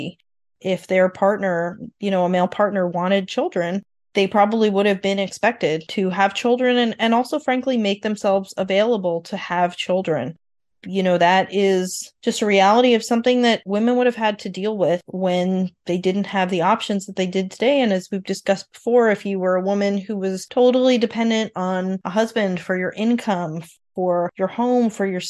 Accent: New York, United States; I grew up in New York with a lot of Italian Americans

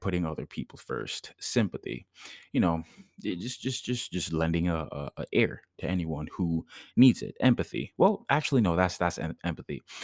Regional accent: Jamaica; moved away; I did karate growing up in Jamaica

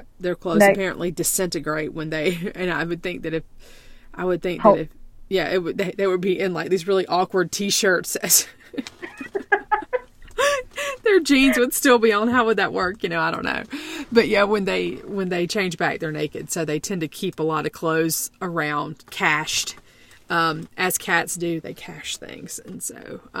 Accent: South Carolina, United States; I was born in South Carolina in the 70s. I went to elementary school with no air conditioning, and high school for that matter.

